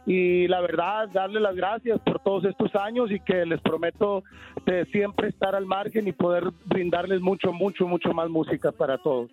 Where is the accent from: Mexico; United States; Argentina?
United States; Coachella, California; mi high school, a Coachella